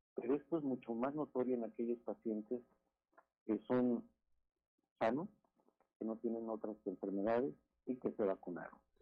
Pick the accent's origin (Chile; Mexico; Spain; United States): Mexico; Somos nosotros los mexicanos